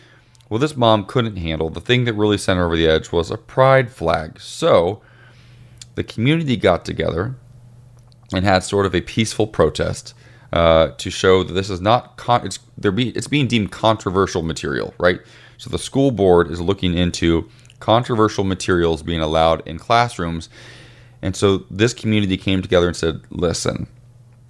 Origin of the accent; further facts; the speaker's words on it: Ohio, United States; moved away as an adult; even in my hometown where I am now